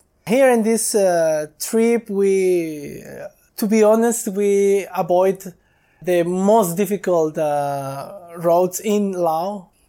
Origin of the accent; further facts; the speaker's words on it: Ensenada, Baja California, Mexico; English is a second language; I'm from Mexico, from Baja, California.